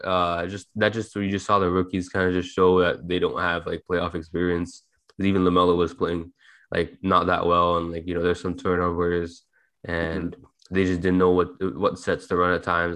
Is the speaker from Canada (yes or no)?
yes; Toronto, Ontario, Canada; we're all from Toronto